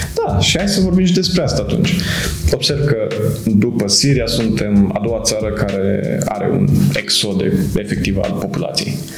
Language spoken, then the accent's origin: Romanian; Moldavia, Romania; now in Cluj-Napoca, Romania; eu vin din Moldova și acolo, bine, și de la școală suntem învățați cumva să ne descurcăm noi